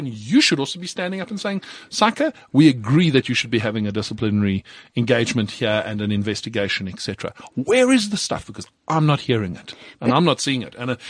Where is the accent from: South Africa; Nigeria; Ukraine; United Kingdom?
South Africa; as a South African CA, I am expected to uphold the highest standards